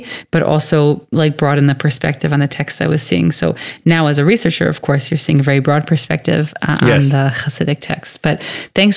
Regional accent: United States; where I grew up in the States

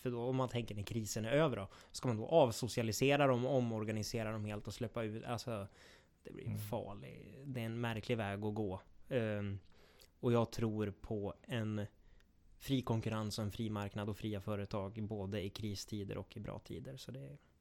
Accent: Gävleborg County, Sweden; vi i Gävleborg, vi har ju två landskap

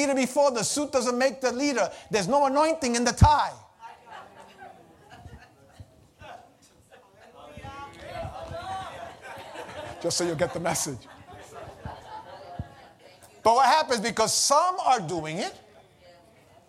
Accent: New York City, New York, United States; when I was a young kid growing up in the Lower East Side, lived on Pitt Street

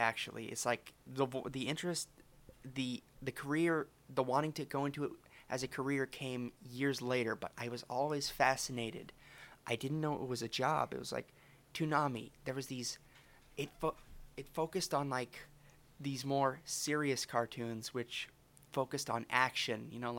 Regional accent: Alberta, Canada; Well, originally I'm from Alberta, eh? Well, you could probably tell from my accent.

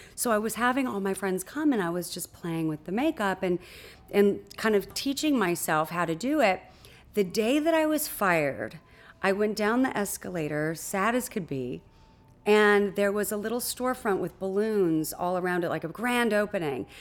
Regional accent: Huntington Beach, California, United States; I was born in Newport Beach, California, and raised in Huntington Beach, California, in a sleepy little surf town.

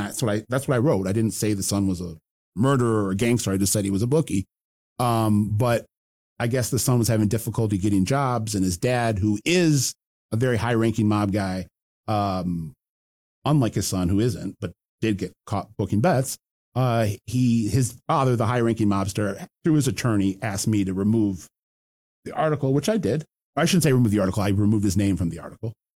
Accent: Detroit, Michigan, United States; my hometown

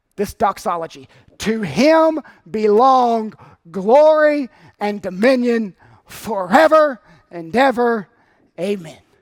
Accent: North Carolina, United States; my home state of North Carolina

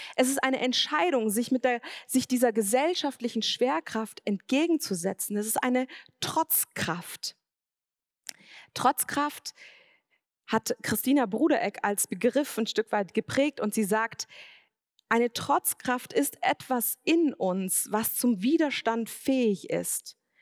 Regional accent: Swabia, Germany; Ich bin im Schwabenland aufgewachsen

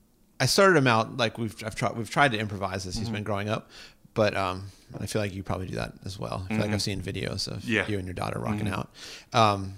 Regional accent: Pittsburgh, Pennsylvania, United States; moved away; I'm from Pittsburgh, Pennsylvania.

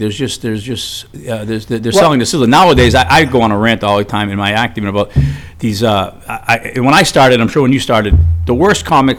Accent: Arlington, Massachusetts, United States; I was from Arlington, Mass

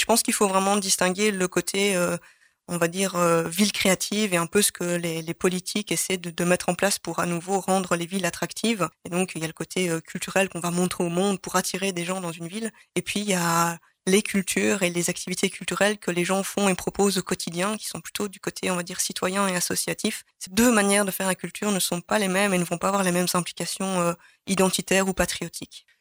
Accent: Charleroi, Wallonia, Belgium; moved away as an adult; also born or lived in Brussels; j'ai grandi à Charleroi

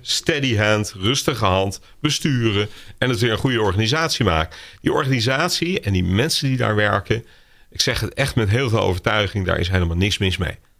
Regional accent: Netherlands; we allemaal als Nederlanders

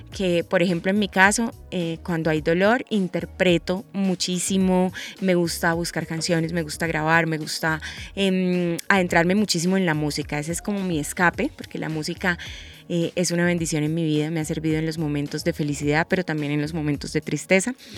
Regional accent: Bucaramanga, Santander, Colombia; Yo soy de Bucaramanga y en Bucaramanga se da muchísimo este género

